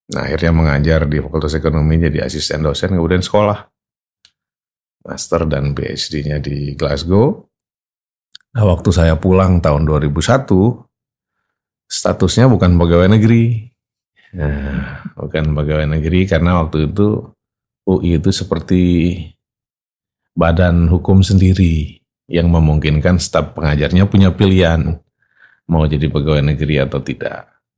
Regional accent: Sumbawa, West Nusa Tenggara, Indonesia; Jadi itu saya lahir besar di Sumbawa sebenarnya di Nusa Tenggara Barat itu ya 50 tahun yang lalu

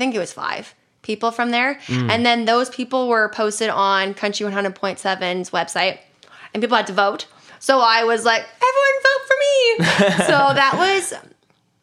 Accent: Canada; from Canada

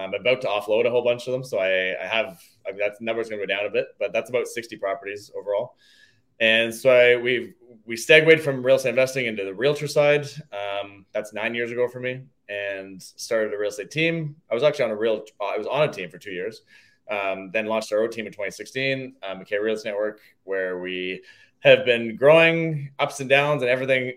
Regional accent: Toronto, Ontario, Canada; now in Hamilton, Canada; I grew up in the Greater Toronto area

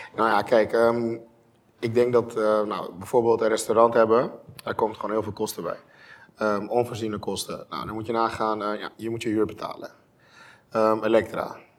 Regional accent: Curaçao; moved away as an adult; now in Netherlands; ik kom uit Curaçao. Ik ben geboren en getogen

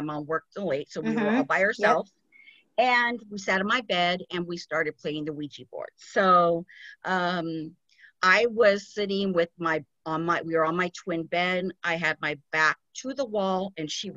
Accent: Glendale, California, United States; I grew up in Glendale, California

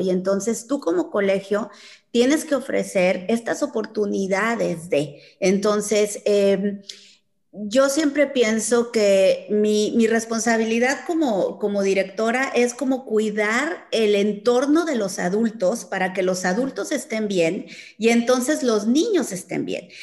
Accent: Chihuahua, Mexico; Yo soy de Chihuahua

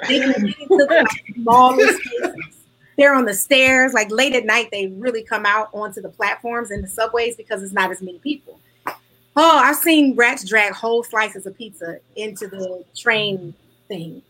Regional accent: Detroit, Michigan, United States; moved away as an adult; also born or lived in Kentucky / New York, New Jersey tri-state area; now in New York/New Jersey tri-state area, United States; Growing up in the city of Detroit

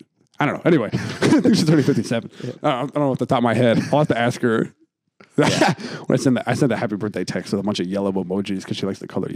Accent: Pennsylvania, United States; Outside of Philly

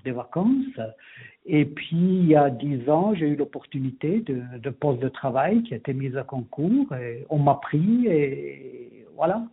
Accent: Ticino, Switzerland; moved away as an adult; also born or lived in Geneva / Vienna / Zurich / Bern; now in Engadine, Switzerland; Moi, je suis né, j'ai grandi au Tessin, mhm. jusqu'à l'âge de 20 ans.

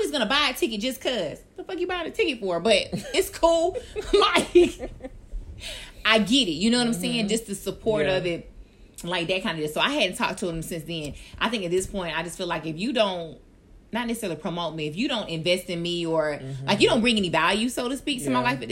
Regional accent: Orlando, Florida, United States; I was from Orlando, and I was in the magnet program

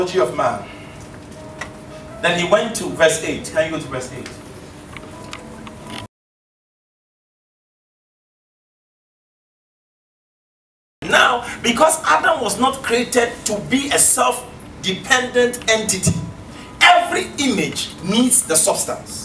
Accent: Ghana; I come from Ghana.

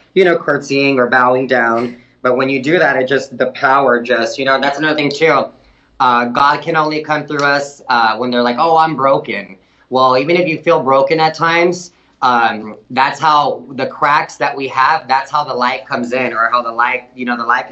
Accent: Del Rio, Texas, United States; I'm from Del Rio

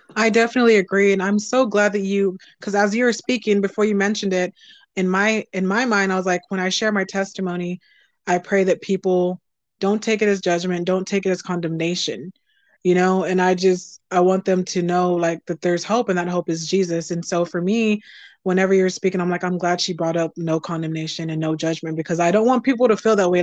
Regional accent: Texas, United States; I'm a Southern girl. I'm from Texas.

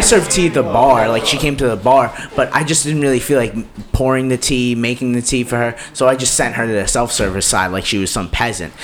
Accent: New York City, New York, United States; I'm from the Bronx

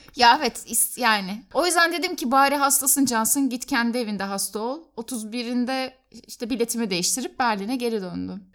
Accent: Turkey; ben Türk'üm

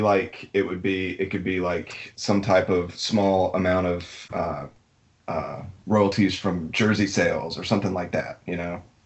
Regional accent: Alabama, United States; being born and raised in Alabama

